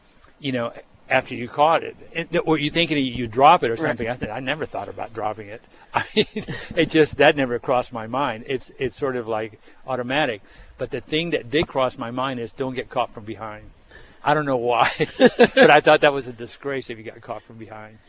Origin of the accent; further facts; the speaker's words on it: Cuba; now in United States; growing up in Cuba